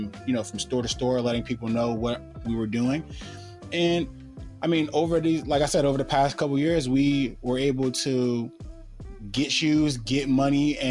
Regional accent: North New Jersey, United States; growing up in North New Jersey

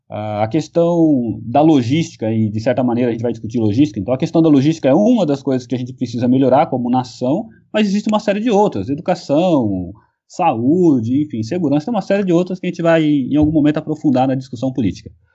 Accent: São Paulo, Brazil; eu sou de São Paulo e o sotaque não nega

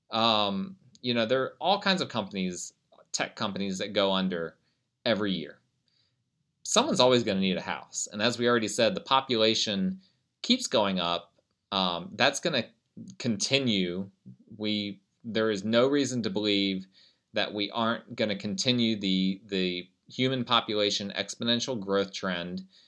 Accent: United States; I'm an American

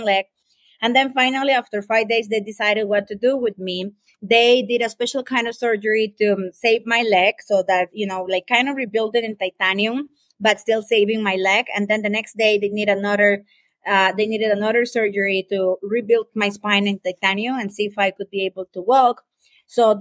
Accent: Costa Rica; I am from Costa Rica, beautiful paradise here

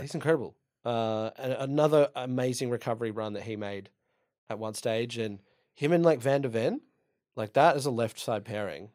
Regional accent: Dublin, Leinster, Ireland; I'm Irish. I'm from Dublin

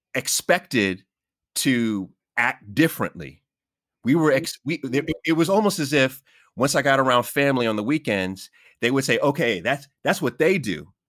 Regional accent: New York City, New York, United States; I was born in Jamaica, Queens

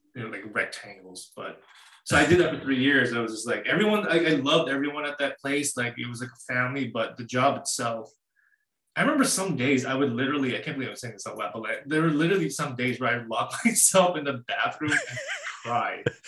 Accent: Winnipeg, Manitoba, Canada; I've lived in uh, Canada all my life. I'm from Winnipeg, Manitoba

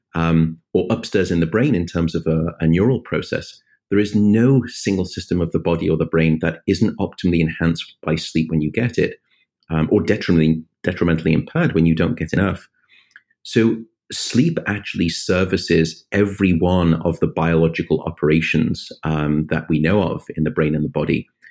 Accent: United Kingdom; now in United States; my home country, the United Kingdom

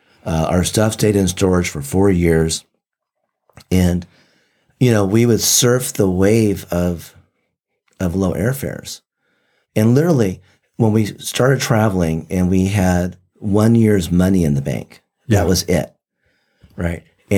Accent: Japan; born there; first language Japanese; English is a second language; I was born in Japan, and I learned Japanese and spoke it fluently before I ever learned English.

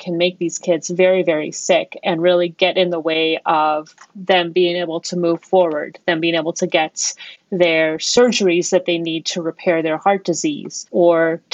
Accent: Colorado, United States; moved away as an adult; also born or lived in Baltimore, Maryland / New York; I am from Colorado

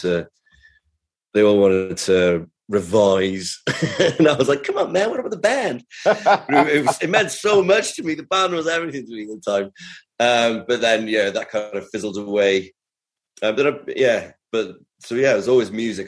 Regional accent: Cardiff, Wales, United Kingdom; also born or lived in Carmarthen; growing up in Cardiff was great.

